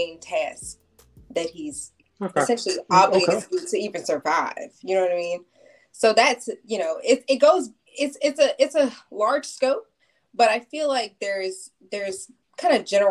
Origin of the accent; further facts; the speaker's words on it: Silver Spring, Maryland, United States; also born or lived in Germantown, Maryland; I'm from Maryland. I grew up in Silver Spring, Germantown as well, from the area